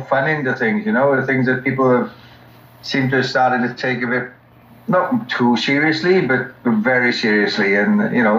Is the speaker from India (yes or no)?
no; Wales, United Kingdom; moved away as an adult; also born or lived in Queensland, Australia; now in Australia; I come from Wales originally, came to Australia 17 years ago